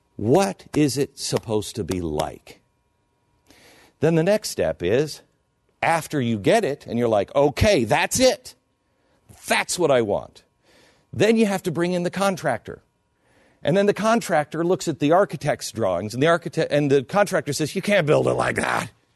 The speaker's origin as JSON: {"language": "English", "town": "Seattle", "region": "Washington", "country": "United States", "tie": "born or raised there", "moved": "yes", "said": "I grew up in Seattle."}